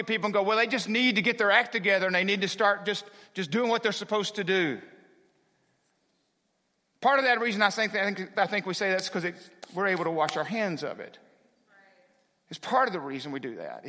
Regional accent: United States; I am proud to be an American

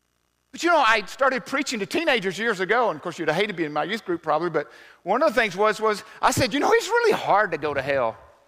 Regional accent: Southern US, United States; I grew up in the South, so we used to have the Bible man come to school.

